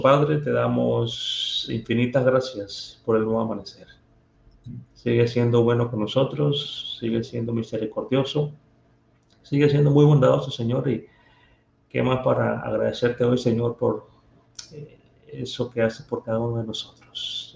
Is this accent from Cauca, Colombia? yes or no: no; Barranquilla, Atlántico, Colombia; accent: costeño; Me llevó a parte de mi tierra. Allá en Barranquilla